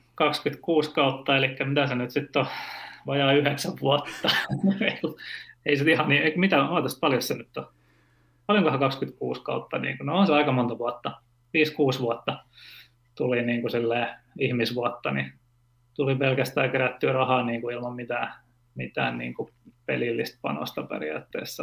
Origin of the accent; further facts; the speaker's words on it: Turku, Southwest Finland, Finland; mä oon tota Turusta, Turusta kotoisin ja asunut lapsuuteni Hannun Niittu nimisessä kaupungin osassa